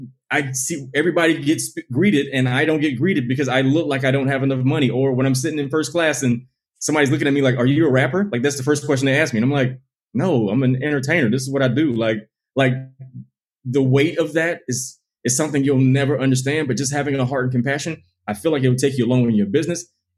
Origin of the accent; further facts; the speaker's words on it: United States; Like, I'm only African-American in this country. When I go somewhere else, I'm American.